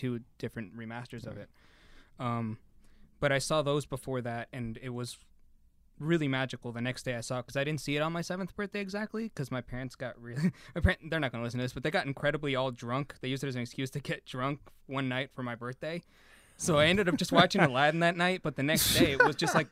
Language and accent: English; Concord, California, United States; I grew up in Concord, California.